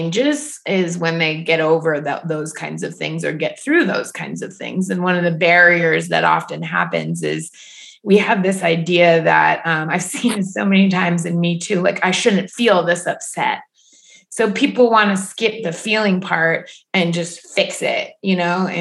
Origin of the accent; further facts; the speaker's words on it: Ohio, United States; I grew up in Ohio.